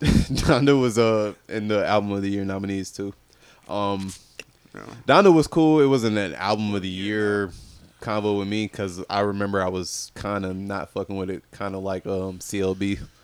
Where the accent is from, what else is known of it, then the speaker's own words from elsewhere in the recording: Fayetteville, North Carolina, United States; I'm from Fayetteville